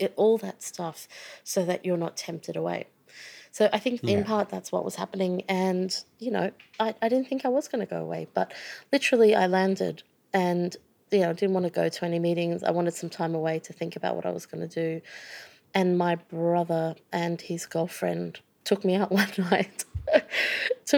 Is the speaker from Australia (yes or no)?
yes; Sydney, New South Wales, Australia; moved away as an adult; also born or lived in United Kingdom; I was brought up in Sydney